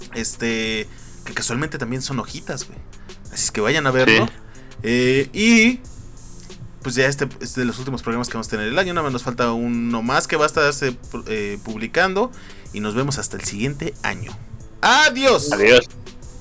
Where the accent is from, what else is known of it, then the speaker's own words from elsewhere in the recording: Mexico; somos mexicanos